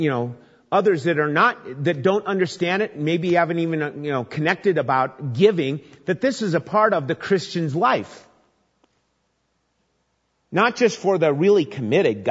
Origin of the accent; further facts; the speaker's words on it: Minnesota, United States; As a young boy growing up in Minnesota